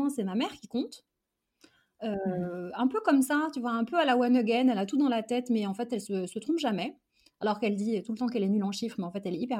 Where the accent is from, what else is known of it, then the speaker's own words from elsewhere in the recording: Algeria; born there; je suis née en Algérie et mes parents sont nés et ont grandi là-bas